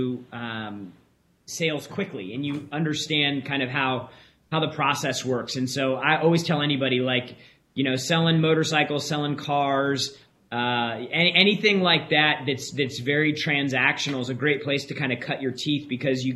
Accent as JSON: {"language": "English", "town": "San Diego", "region": "California", "country": "United States", "tie": "born or raised there", "said": "I grew up in San Diego"}